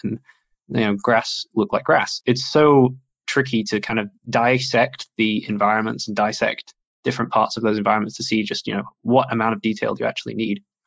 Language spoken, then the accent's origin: English; Sheffield, Yorkshire and the Humber, United Kingdom; moved away as an adult; also born or lived in Frankfurt, Germany; now in Germany; I was in Sheffield. That's where I grew up. It's my hometown, and then moved to Frankfurt.